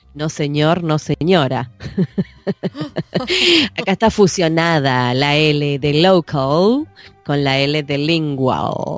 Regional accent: Buenos Aires, Argentina; yo soy porteña, ¿no? Entonces voy a Buenos Aires, me fijo, no, yo no vivo en La Plata, vivo en Buenos Aires, capital

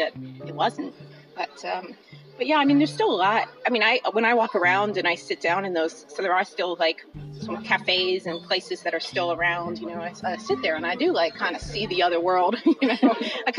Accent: Philadelphia, Pennsylvania, United States; I grew up in Philadelphia

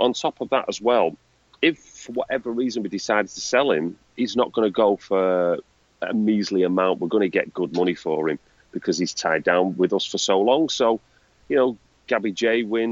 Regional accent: Manchester, North West England, United Kingdom; I'm a bloke from Manchester

